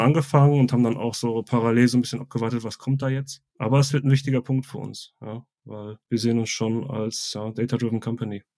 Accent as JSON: {"language": "German", "area": "Ruhr area", "region": "North Rhine-Westphalia", "country": "Germany", "moved": "yes", "lives_now": "Bavaria, Germany", "said": "seitdem ich hier in Bayern wohne, also ich komme ursprünglich aus dem Ruhrgebiet"}